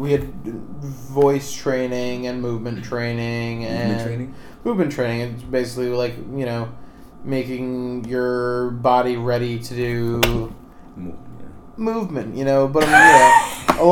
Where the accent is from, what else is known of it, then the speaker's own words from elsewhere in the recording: Wethersfield, Connecticut, United States; also born or lived in Hartford, Connecticut; my hometown is Wethersfield, Connecticut, which is the town just south of Hartford